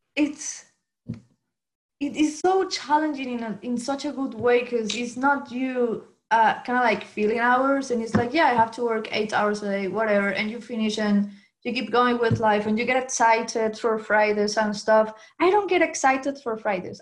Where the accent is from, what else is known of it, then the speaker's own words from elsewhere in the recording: Venezuela; English is a second language; moved away as an adult; now in Dublin, Ireland; I'm from Venezuela and now I live in Ireland, Dublin.